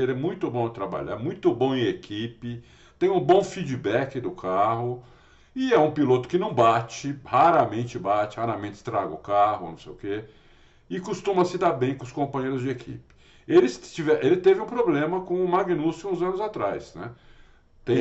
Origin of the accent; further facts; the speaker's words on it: Brazil; eu sou brasileiro